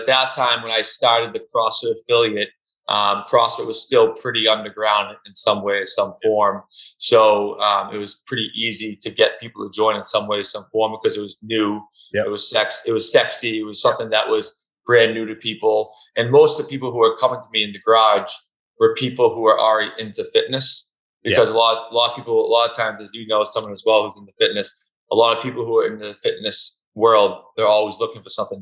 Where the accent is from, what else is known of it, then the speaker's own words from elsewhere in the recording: East Bridgewater, Massachusetts, United States; also born or lived in Whitman, Massachusetts; I grew up in the town of East Bridgewater